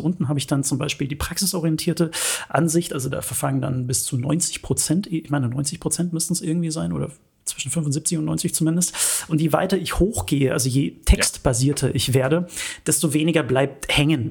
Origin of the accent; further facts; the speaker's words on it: Munich, Bavaria, Germany; ich bin gebürtiger Münchner